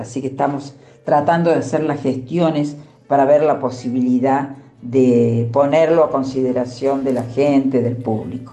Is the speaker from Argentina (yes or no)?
yes; Tulumba Department, Córdoba, Argentina; moved away; also born or lived in Buenos Aires; una zona muy hermosa y pintoresca, que es donde yo nací en realidad, que es el departamento de Tulumba, provincia de Córdoba. Allí me hice una, casita y es donde vivo